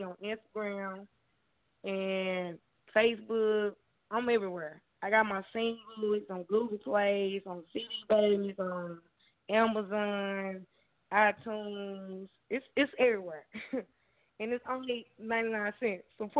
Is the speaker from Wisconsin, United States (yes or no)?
no; Texas, United States; I'm from Texas. That's where I'm from.